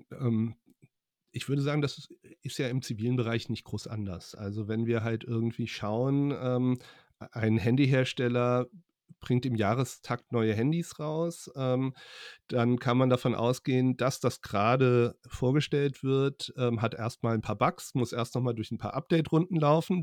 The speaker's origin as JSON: {"language": "German", "region": "Hesse", "country": "Germany", "also_born_or_lived": "Frankfurt / Leipzig", "said": "als ähm, Hesse"}